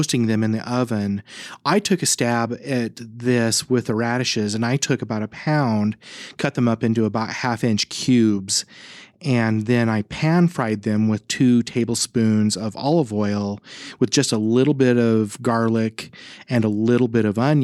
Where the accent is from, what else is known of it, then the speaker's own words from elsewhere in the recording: Davis County, Utah, United States; also born or lived in Hyrum, Utah; now in Santaquin, United States; when I grew up in the Davis County area, we had sandy soil